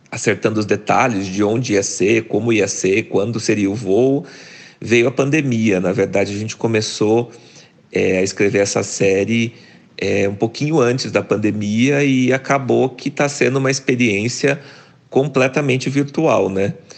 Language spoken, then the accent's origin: Portuguese; Cambé, Paraná, Brazil; moved away as an adult; also born or lived in Curitiba / Germany; eu sou do interior do Paraná, nasci numa cidadezinha chamada